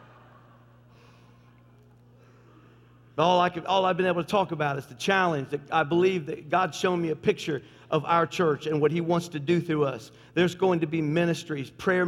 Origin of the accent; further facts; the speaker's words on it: Tennessee, United States; I am from Tennessee. My family's all from Tennessee